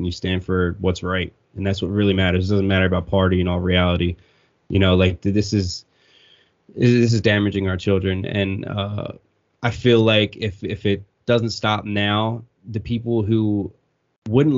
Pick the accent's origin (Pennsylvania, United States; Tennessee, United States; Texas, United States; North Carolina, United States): Pennsylvania, United States; Warminster; also born or lived in Horsham, Pennsylvania; I lived in Bucks County for 20 years. I grew up in Warminster